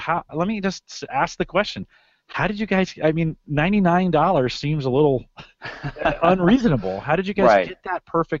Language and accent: English; San Jose, California, United States; moved away as an adult; now in Omaha, United States; No, that's my hometown. So I grew up in San Jose. Yeah, I graduated from high school there. Moved away, did some military time, and then moved out to the Midwest here. Mike and I are both located in the Omaha, Nebraska area.